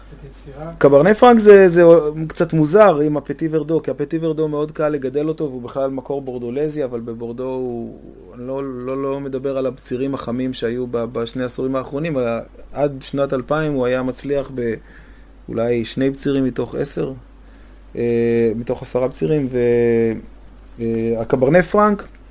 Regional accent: Safed, Northern District, Israel; אני גדלתי בצפת

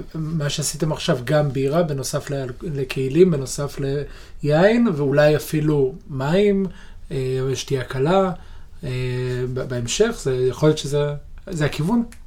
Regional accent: Israel; אנחנו כישראלים וכיהודים

